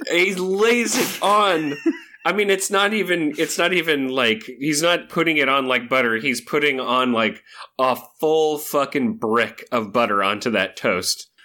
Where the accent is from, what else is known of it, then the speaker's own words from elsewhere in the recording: Chico, California, United States; I was born in Chico, California